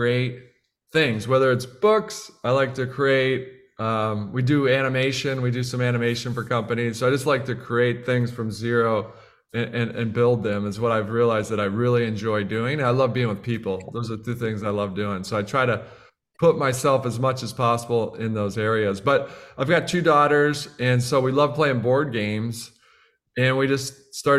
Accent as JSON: {"language": "English", "region": "Midwest", "country": "United States", "also_born_or_lived": "Boston", "moved": "as an adult", "lives_now": "Austin, United States", "said": "We're from the Midwest"}